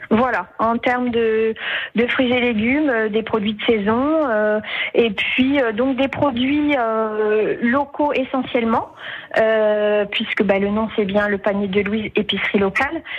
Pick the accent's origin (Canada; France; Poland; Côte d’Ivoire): France; Albert, Hauts-de-France; moved away as an adult; also born or lived in Oise; nous sommes originaires d'Albert, mon mari et moi, et nous sommes partis pour des raisons professionnelles euh, pendant une vingtaine d'années dans l'Oise